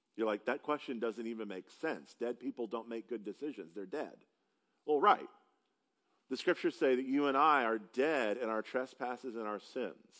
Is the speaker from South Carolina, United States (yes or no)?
yes; upstate South Carolina, United States; moved away as an adult; now in Texas, United States; Because I am not from Texas, I have the opportunity to tell people, because they can't quite place my accent, that I'm from South Carolina